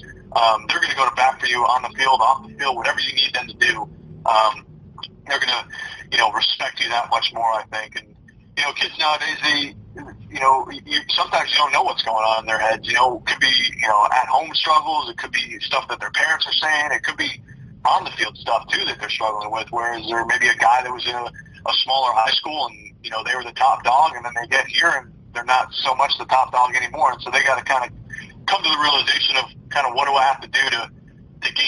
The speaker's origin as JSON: {"language": "English", "region": "New York", "country": "United States", "moved": "yes", "lives_now": "South Carolina, United States", "said": "I'm from New York originally"}